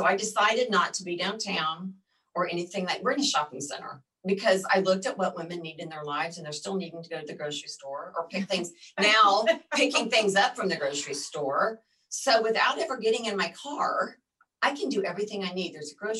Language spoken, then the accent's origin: English; Midwest, United States; also born or lived in Colorado; now in Texas, United States; I grew up in the Midwest.